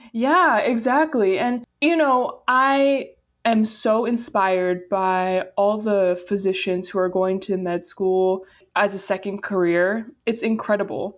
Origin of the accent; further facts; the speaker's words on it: Boca Raton, Florida, United States; I'm actually originally from Boca Raton, Florida